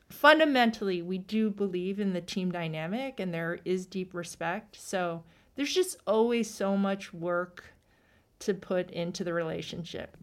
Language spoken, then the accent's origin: English; East Coast, United States; I'm from the East Coast